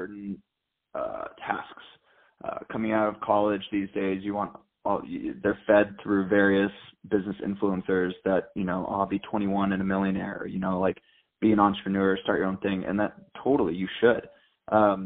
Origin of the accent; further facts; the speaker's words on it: San Diego, California, United States; I'm from San Diego, California. I grew up my entire life where my dad started a telecommunications engineering firm